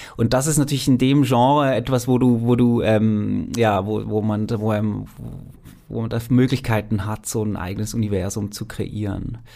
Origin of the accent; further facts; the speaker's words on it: Switzerland; ich bin Schweizer, ich kenne die Schweizer Berge sehr gut